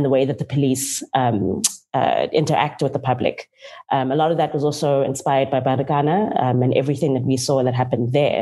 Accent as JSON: {"language": "English", "town": "Cape Town", "region": "Western Cape", "country": "South Africa", "tie": "born or raised there", "also_born_or_lived": "George", "said": "I'm from Cape Town and grew up between George and Cape Town in the Western Cape."}